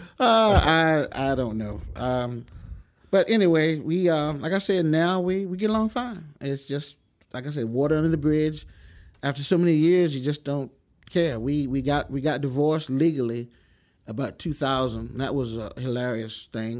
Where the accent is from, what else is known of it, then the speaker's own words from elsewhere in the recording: Chase City, Virginia, United States; moved away as an adult; also born or lived in Lynchburg, Virginia / California; I grew up in a small town called Chase City